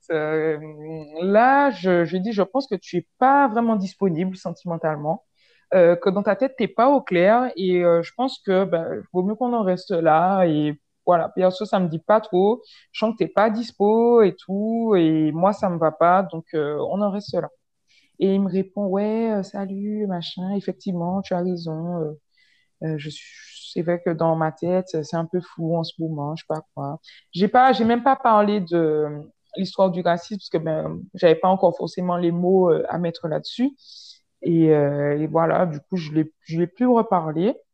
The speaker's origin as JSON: {"language": "French", "region": "French West Indies", "country": "France", "tie": "born or raised there", "moved": "as an adult", "said": "Moi, j'ai pas grandi en France hexagonale, donc j'ai grandi aux Antilles, donc c'est pas vraiment posé le problème, entre guillemets euh, avant que j'arrive en, France hexagonale pour les études, tu vois."}